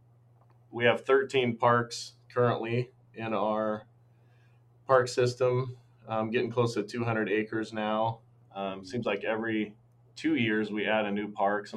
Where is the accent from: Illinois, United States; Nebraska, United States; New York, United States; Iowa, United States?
Iowa, United States; Stanton; also born or lived in Maryville, Missouri / Fort Dodge, Iowa / Adel, Iowa; I grew up in Southwest Iowa, little town of Stanton, which is near Red Oak in Montgomery County